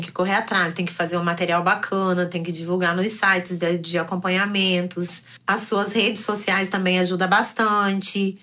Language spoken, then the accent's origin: Portuguese; Curitiba, Paraná, Brazil; now in Rio de Janeiro, Brazil; Sou curitibana, mas atualmente moro no Rio de Janeiro.